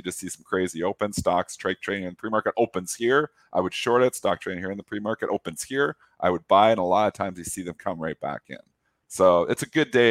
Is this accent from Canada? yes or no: yes; Canada; I'm Canadian